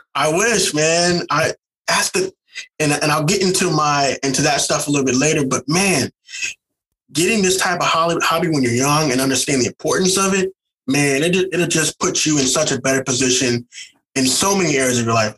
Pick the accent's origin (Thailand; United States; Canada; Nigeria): United States; St. Louis, Missouri; moved away as an adult; also born or lived in the South; now in California, United States; I'm originally from St. Louis, Missouri